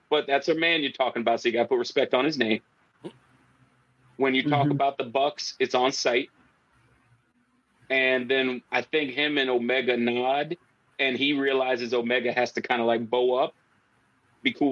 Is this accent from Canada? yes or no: yes; Canada; like, as a Canadian, WH did not stand for that.